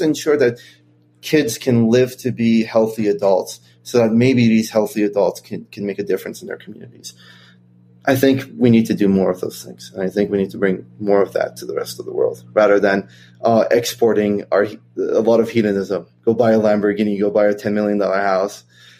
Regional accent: Kentucky, United States; But growing up in Kentucky, obviously I had a lot of friends who are conservatives, and my family, believe it or not, even though they're all immigrants

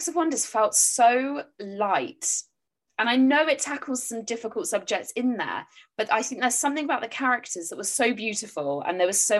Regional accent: England, United Kingdom; We're English, so when we get like a tiny glimpse of sun, we're like, oh, I'm in Devon and it has been raining pretty much all day.

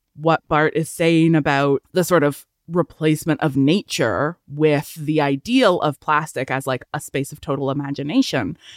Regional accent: Canada; we're Canadian

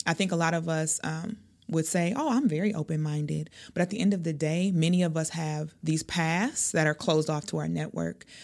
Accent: Milwaukee, Wisconsin, United States; I am from Milwaukee. I've lived here most of my life.

